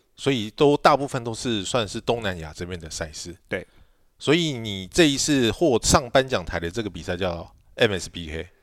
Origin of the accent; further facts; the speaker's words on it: Taiwan; 但是你知道我们台湾人就是